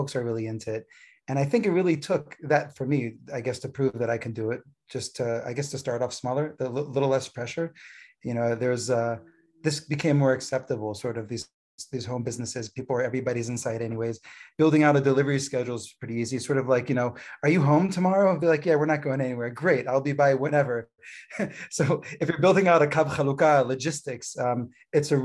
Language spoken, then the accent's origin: English; East Coast, United States; moved away as an adult; also born or lived in California; now in Gush Etzion, Israel; I grew up originally in the East Coast, though I made Aliyah 11 years ago from California.